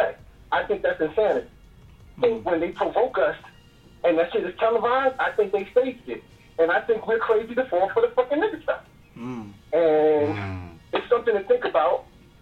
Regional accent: New York City, New York, United States; I'm from Boston Road

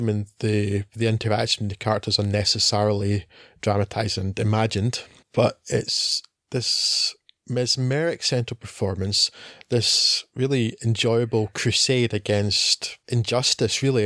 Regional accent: Scotland, United Kingdom; we are Scottish men

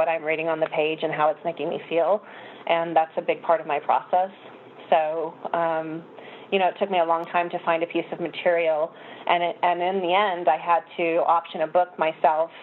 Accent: Phoenix, Arizona, United States; I grew up in Phoenix, Arizona, where it's 125 degrees in the daytime in the summer

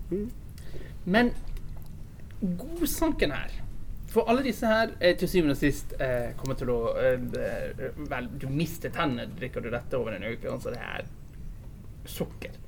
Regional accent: Bergen, Vestland, Norway; jeg kommer fra Bergen

